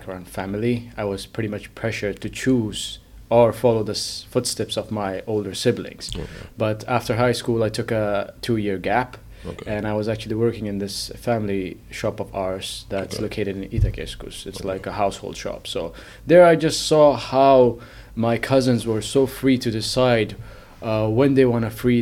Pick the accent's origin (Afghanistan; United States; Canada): Afghanistan; now in Finland; I'm originally from Afghanistan, but I've been living in Finland